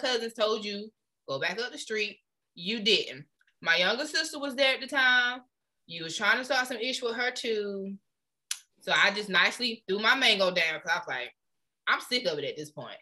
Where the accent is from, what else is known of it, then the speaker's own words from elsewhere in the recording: Florida, United States; moved away; also born or lived in Anderson; when we was growing up in Florida